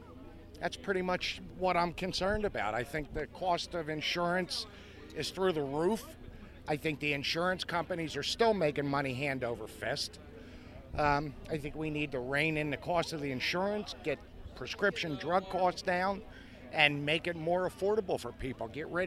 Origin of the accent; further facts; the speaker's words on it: Bristol, Pennsylvania, United States; Bristol, PA.